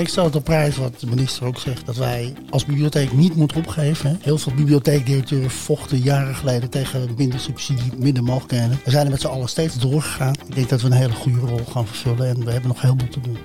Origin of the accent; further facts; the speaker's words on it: Flanders, Belgium; ik als Vlaming